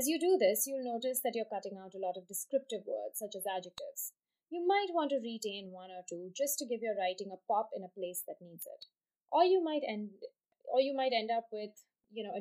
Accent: Mumbai, Maharashtra, India; moved away; my hometown of Bombay

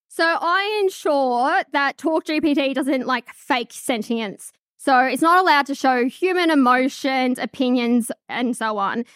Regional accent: Charlestown, New South Wales, Australia; I grew up in Charlestown

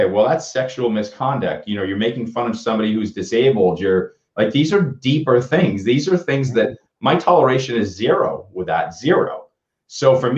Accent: Boston, Massachusetts, United States; I grew up in Boston

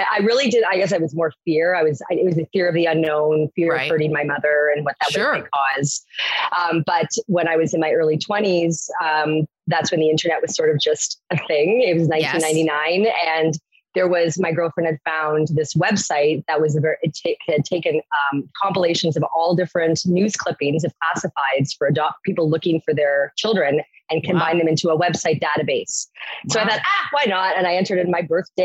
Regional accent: Waterloo, Ontario, Canada; now in Toronto, Canada; I grew up in a town called Waterloo

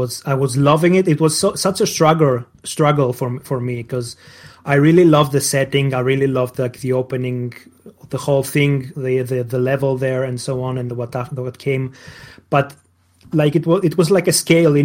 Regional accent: Greece; English is a second language; moved away as an adult; now in Germany; Greece. I come from Greece.

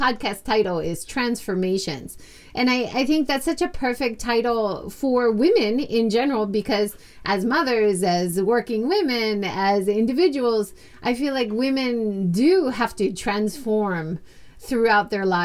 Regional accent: United States; as an American

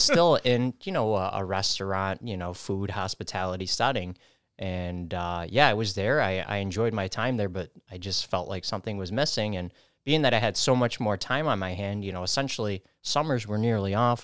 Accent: New York City, New York, United States; I grew up in the Bronx, spent my early childhood down there

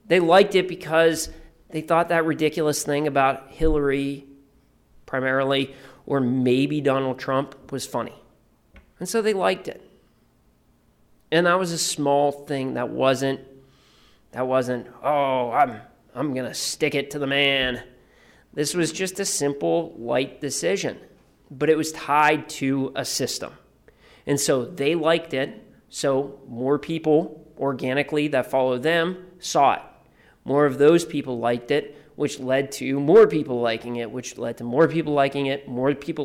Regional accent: Youngstown, Ohio, United States; I'm from Youngstown, Ohio

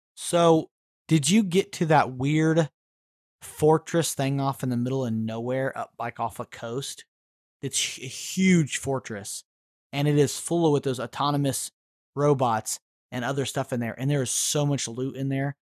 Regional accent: Missouri, United States; I'm a hillbilly from Missouri

